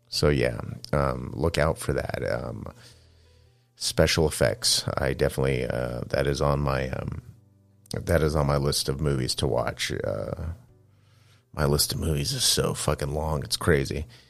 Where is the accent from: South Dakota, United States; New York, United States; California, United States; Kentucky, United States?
California, United States; Manteca; moved away; also born or lived in San Francisco, California; I first moved out of my hometown of Manteca, California, to San Francisco.